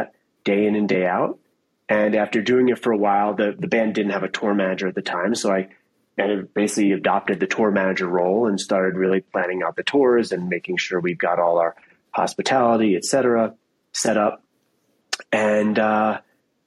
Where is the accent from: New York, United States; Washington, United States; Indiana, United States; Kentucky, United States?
New York, United States; downstate; moved away as an adult; also born or lived in Ithaca, New York / Colorado; I grew up in downstate New York